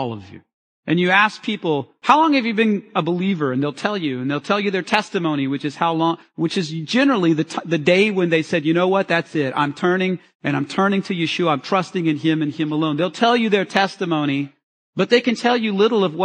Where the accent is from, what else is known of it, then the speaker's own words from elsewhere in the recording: United States; I'm an American